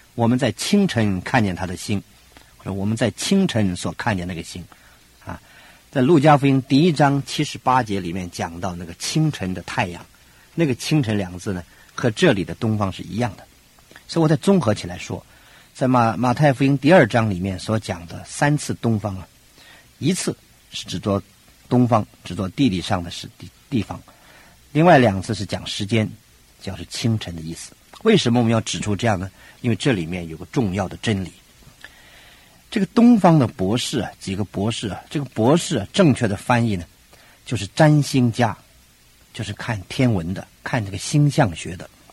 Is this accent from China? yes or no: yes; China; 很可能跟我们中国人有特别的关系